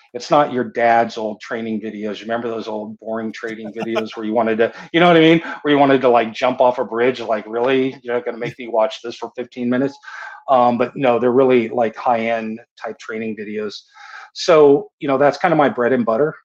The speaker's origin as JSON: {"language": "English", "town": "San Diego", "region": "California", "country": "United States", "tie": "born or raised there", "said": "I was born and raised in San Diego"}